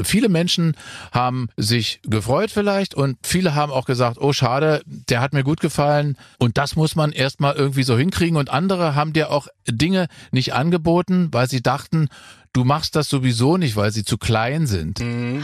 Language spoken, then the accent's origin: German; Germany; ich komme aus der DDR.